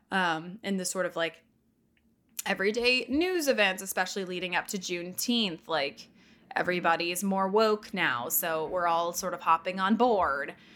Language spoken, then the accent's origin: English; Houston, Texas, United States; now in New York, United States; I'm from Texas. I grew up in Houston, which is an hour away from Galveston